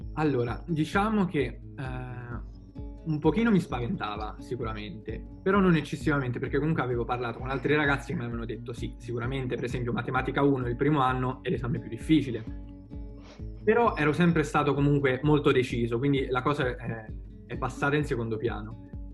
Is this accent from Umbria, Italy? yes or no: yes; Perugia, Umbria, Italy; sono perugino doc